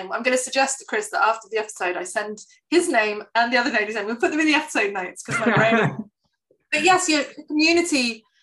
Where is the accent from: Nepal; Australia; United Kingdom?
United Kingdom; England; but obviously I'm English, I don't know who any of them are